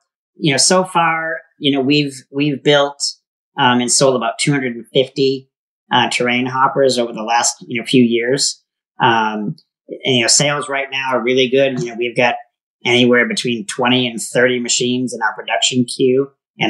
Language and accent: English; Maine, United States; now in Tempe, United States; I grew up on the East Coast in Maine